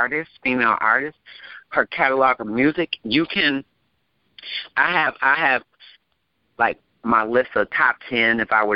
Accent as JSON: {"language": "English", "town": "Detroit", "region": "Michigan", "country": "United States", "tie": "born or raised there", "said": "growing up and having my experience out in Southwest Detroit, I'm from Southwest Detroit in the Downriver area"}